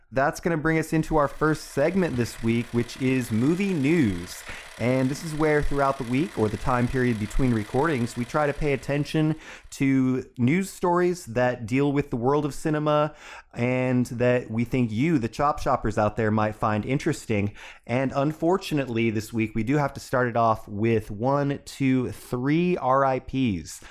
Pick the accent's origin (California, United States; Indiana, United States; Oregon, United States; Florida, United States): Oregon, United States; Silverton; Silverton, Oregon, my hometown